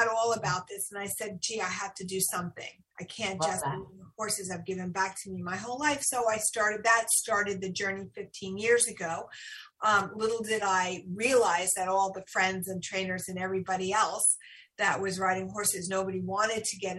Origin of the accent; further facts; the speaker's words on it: United States; we as American citizens